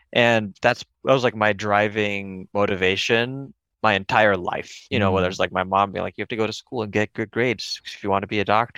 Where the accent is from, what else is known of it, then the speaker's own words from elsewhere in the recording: Connecticut, United States; also born or lived in India; I was born in India, but I came when I was a baby, came to Connecticut when I was a baby.